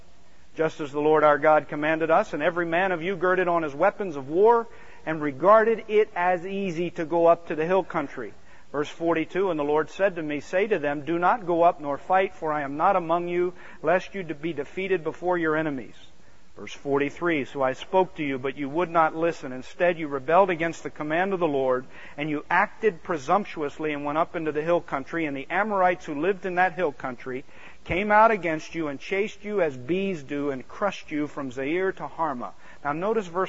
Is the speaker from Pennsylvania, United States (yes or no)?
yes; outside of Philadelphia, Pennsylvania, United States; I grew up outside of Philadelphia